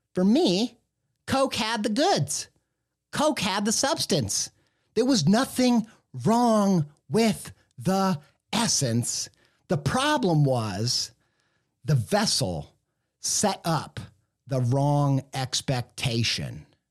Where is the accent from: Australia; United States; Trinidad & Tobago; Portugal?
United States; Midwest; I grew up in the Midwest